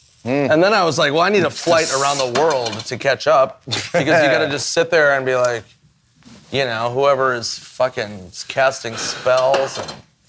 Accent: St. Paul, Minnesota, United States; moved away; So I'm going back to Minnesota, my home state.

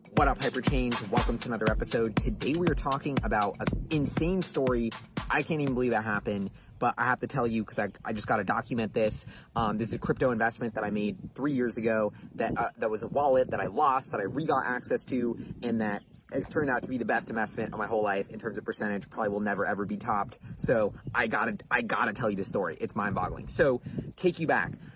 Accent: New York, United States; growing up in New York

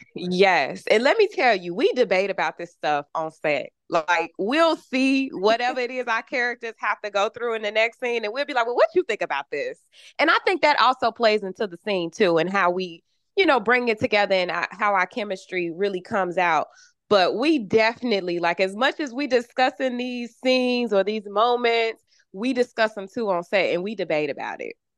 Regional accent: Chicago, Illinois, United States; I am from Chicago

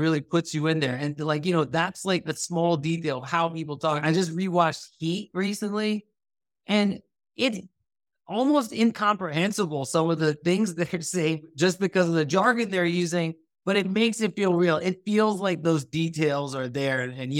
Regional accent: Thailand; born or raised there; also born or lived in United States

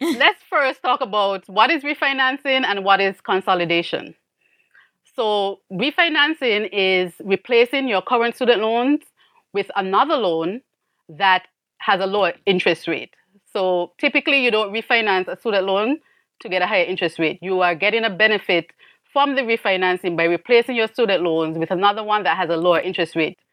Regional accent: St. Kitts & Nevis; moved away as an adult; also born or lived in Miami, United States; now in United States; I am actually from Saint Kitts in the Caribbean, and I was an immigrant to the U S.

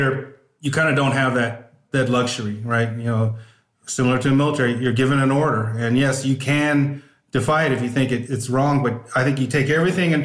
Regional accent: Northern California, United States; I grew up in Northern California

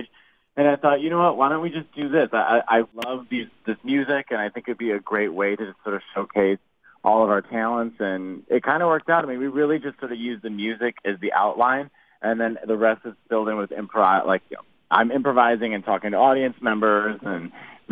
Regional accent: Chicago, Illinois, United States; moved away; also born or lived in Italy; I'm from Chicago originally, and I grew up on the same block as my first 22 cousins.

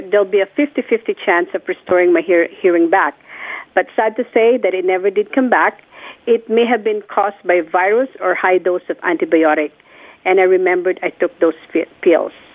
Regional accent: Philippines; born or raised there; moved away

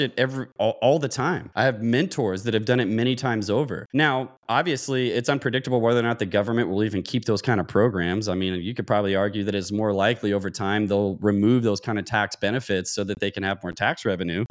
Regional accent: Louisville, Kentucky, United States; moved away as an adult; now in San Diego, United States; I grew up in Louisville, Kentucky, joined the Navy while I was in college, uh, came out to San Diego, California

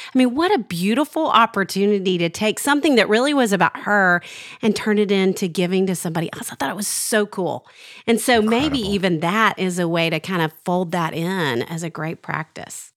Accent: Arkansas, United States; when I was growing up in Arkansas

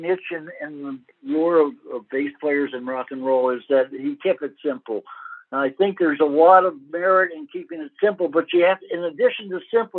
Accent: New York, United States; I grew up in New York.

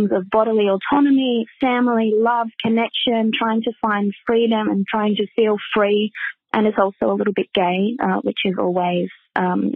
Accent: Melbourne, Victoria, Australia; accent: Australian; my Australian accent

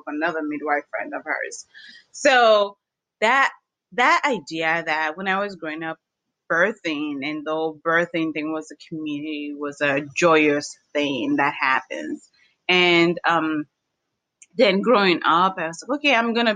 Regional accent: Washington, District of Columbia, United States; I grew up in the District of Columbia

